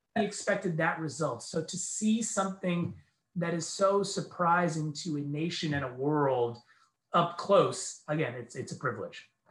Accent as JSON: {"language": "English", "region": "New York", "country": "United States", "also_born_or_lived": "Medellin, Colombia / San Diego, California / Bakersfield, California", "moved": "yes", "lives_now": "Philadelphia, United States", "said": "I am originally from New York. I'm from the East Coast"}